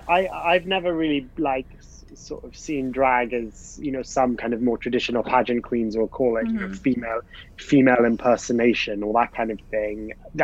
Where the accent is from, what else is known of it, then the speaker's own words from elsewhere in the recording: Dubai, United Arab Emirates; also born or lived in Bahrain; when I was growing up in Dubai and Bahrain, I didn't really want to sort of join in with any of like the boys' activities